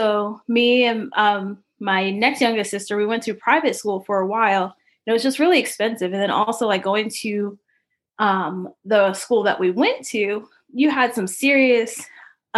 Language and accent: English; Paterson, New Jersey, United States; I'm from Paterson, New Jersey